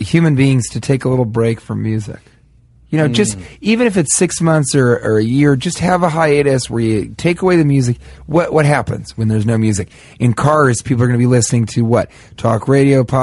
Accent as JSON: {"language": "English", "town": "Denver", "region": "Colorado", "country": "United States", "said": "I'm from Denver"}